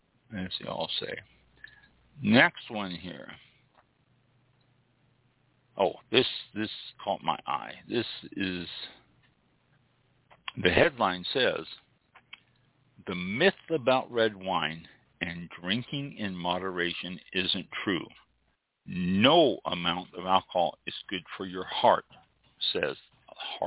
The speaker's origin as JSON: {"language": "English", "region": "Missouri", "country": "United States", "moved": "yes", "said": "I am originally from Missouri"}